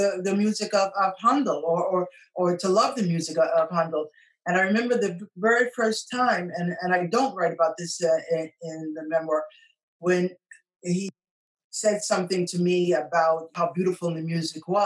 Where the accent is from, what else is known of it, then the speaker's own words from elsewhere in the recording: New York City, New York, United States; moved away as an adult; now in Japan; I'm from New York City. I grew up in Washington Heights, which is uptown in Manhattan